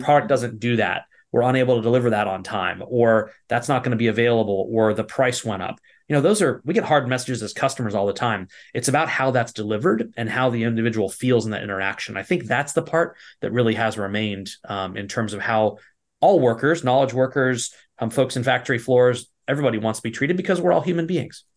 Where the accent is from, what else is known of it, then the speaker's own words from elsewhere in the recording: East Coast, United States; also born or lived in Virginia; I grew up on the East Coast